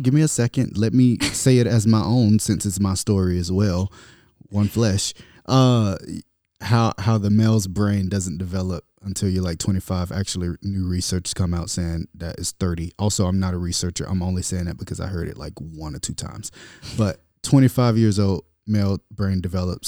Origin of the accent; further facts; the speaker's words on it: South Bay, Florida, United States; now in California, United States; I'm from South Bay, Florida. I love my city, Muck City